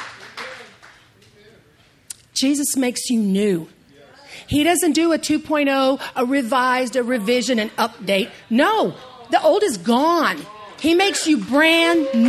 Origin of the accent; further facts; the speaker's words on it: East Texas, United States; I say salmon because I'm from East Texas